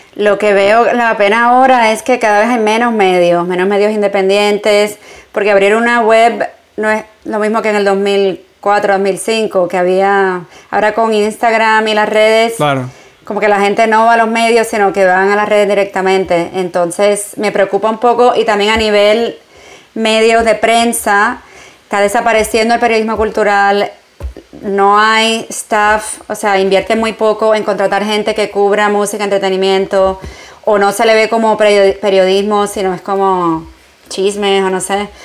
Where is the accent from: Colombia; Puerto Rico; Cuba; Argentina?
Puerto Rico; moved away as an adult; also born or lived in New York, United States; now in Barcelona, Spain; yo no crecí en Estados Unidos, crecí en Puerto Rico